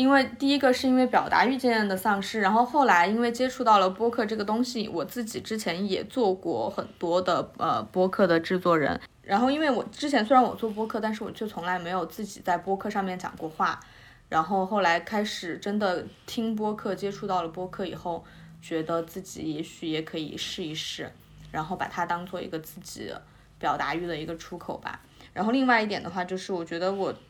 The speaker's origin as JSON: {"language": "Chinese", "region": "Sichuan", "country": "China", "moved": "yes", "lives_now": "Beijing, China", "said": "我是南方人，四川人。"}